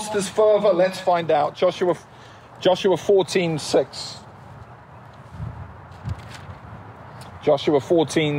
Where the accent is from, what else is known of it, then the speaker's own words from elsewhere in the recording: United Kingdom; I'm British